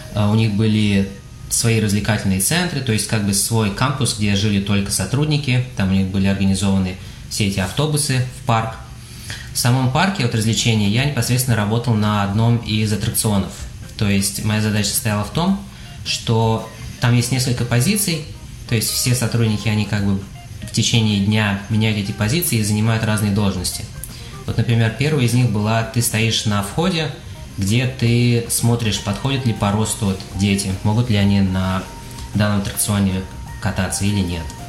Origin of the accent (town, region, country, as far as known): Kazan, Tatarstan, Russia; moved away as an adult; now in Houston, United States